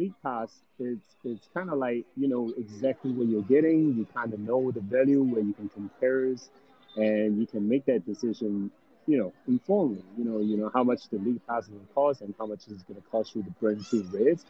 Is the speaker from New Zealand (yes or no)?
yes; New Zealand; now in United States; because I think before I come from New Zealand to US